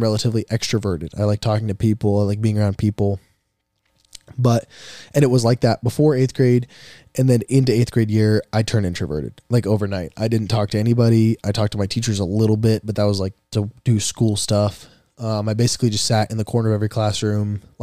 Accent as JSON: {"language": "English", "town": "Cedar Rapids", "region": "Iowa", "country": "United States", "tie": "born or raised there", "also_born_or_lived": "Des Moines, Iowa", "said": "My 7th grade year, going into my 8th grade year, we moved from Cedar Rapids to Des Moines, where I live now"}